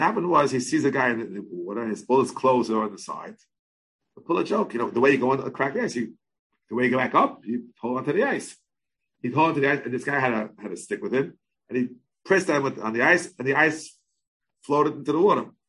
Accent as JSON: {"language": "English", "country": "United States", "tie": "born or raised there", "said": "We all lived in the melting pot of America"}